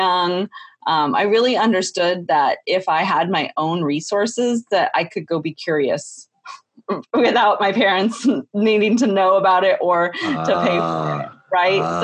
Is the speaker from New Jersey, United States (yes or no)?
no; Texas, United States; I grew up in Texas